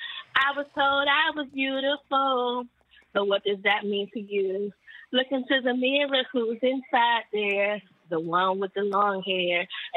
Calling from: Washington, District of Columbia, United States; I'm calling from Washington, D.C.

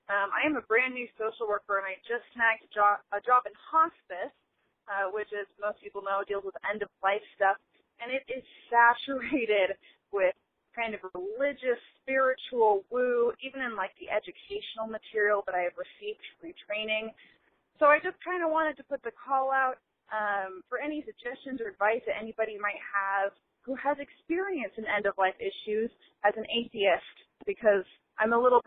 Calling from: Boise, Idaho, United States; I'm calling from Boise, Idaho.

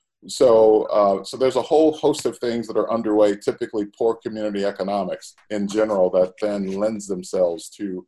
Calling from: Chicago, Illinois, United States; I am calling from Chicago this morning.

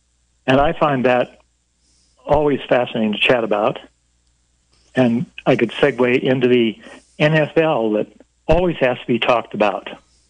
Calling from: Moscow, Idaho, United States; from Moscow, Idaho.

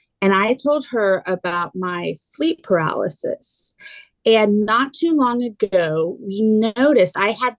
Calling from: Houston, Texas, United States; I'm in Houston, Texas.

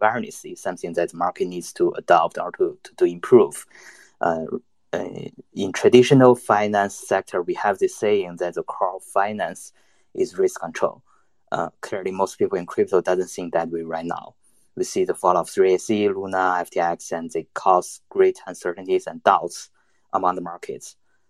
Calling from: China; I'm connecting from mainland China. I think my connection might not be that stable.

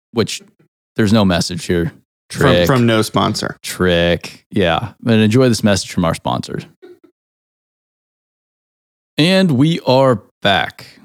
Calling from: Nashville, Tennessee, United States; I'm speaking from Nashville, Tennessee.

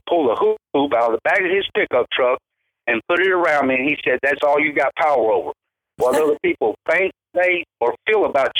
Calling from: Lancaster, California, United States; I'm in Lancaster, California, Debbie.

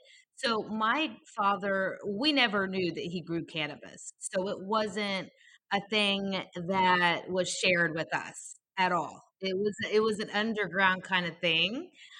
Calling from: California, United States; Well, I am currently in Humboldt County, which is in Northern California.

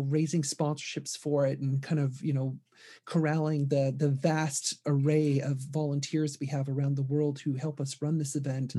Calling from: Seattle, Washington, United States; I am calling in from Seattle.

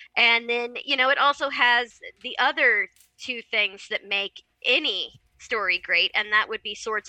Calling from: Kansas, United States

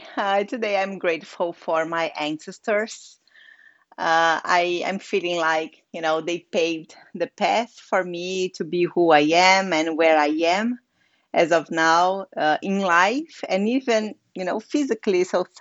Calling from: Sitges, Catalonia, Spain; I'm speaking from Sitges. It's a small village near to Barcelona, Spain. So it's just by the sea at the Mediterranean. So it's a very gorgeous village here.

